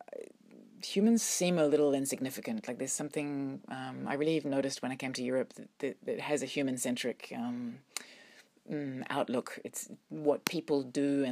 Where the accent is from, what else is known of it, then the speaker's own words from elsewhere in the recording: New Zealand; now in Brussels, Belgium; growing up in New Zealand, I think my experience anyway, was that you're very aware of the power of nature